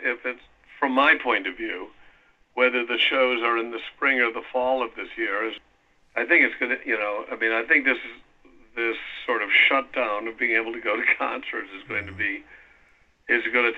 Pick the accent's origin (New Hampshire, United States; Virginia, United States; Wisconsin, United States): Wisconsin, United States; Milwaukee; moved away; also born or lived in New York; I grew up in Wisconsin, and my wife and I are both from Milwaukee